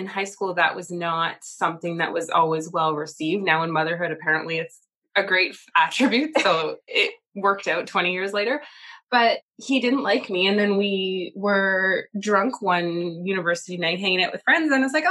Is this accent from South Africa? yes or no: no; Ottawa, Ontario, Canada; I've always been in Canada. I've only ever lived in Canada, but I grew up in Ottawa.